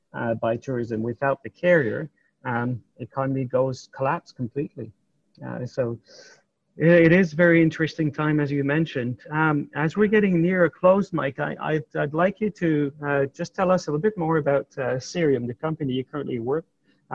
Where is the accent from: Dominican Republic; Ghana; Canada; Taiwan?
Canada; my home country, Canada